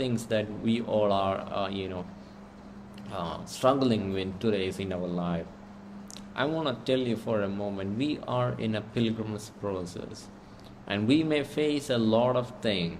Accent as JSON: {"language": "English", "country": "India", "said": "I'm from India"}